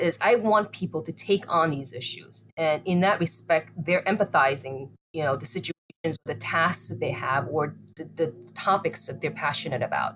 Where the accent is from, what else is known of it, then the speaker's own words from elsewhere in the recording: United States; I grew up in the United States.